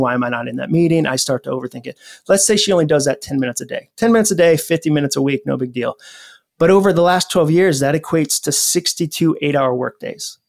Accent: Massachusetts, United States; also born or lived in Atlanta; now in Nashville, United States; I grew up in Massachusetts

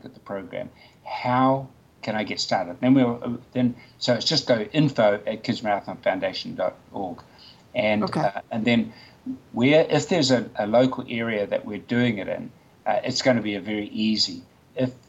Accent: Nelson, New Zealand; Nelson, my hometown

